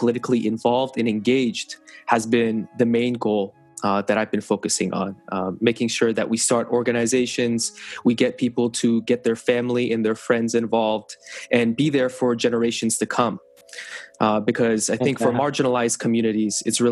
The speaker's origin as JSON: {"language": "English", "town": "Corvallis", "region": "Oregon", "country": "United States", "tie": "born or raised there", "said": "I was born and raised in Corvallis, Oregon"}